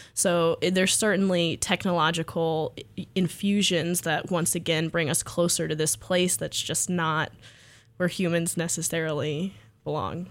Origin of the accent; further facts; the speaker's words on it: Freeport, Texas, United States; I grew up in Freeport, Texas